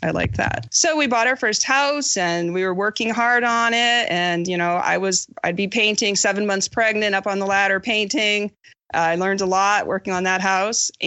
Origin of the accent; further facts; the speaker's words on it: Maine, United States; accent: Maine; I was born in Maine. I grew up in a mobile home park